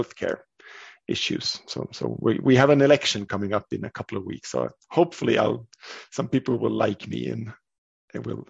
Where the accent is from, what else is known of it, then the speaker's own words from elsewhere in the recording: Sweden; I'm from Sweden, and I work as a physician.